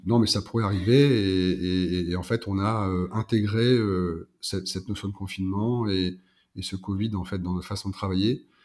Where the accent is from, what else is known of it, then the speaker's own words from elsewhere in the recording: Pas-de-Calais, Hauts-de-France, France; moved away as an adult; also born or lived in Lille; now in South-west France; je suis originaire du Pas-de-Calais